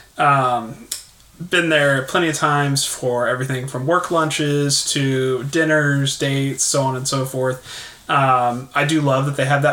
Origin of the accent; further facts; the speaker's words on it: Texas, United States; I'm a Texan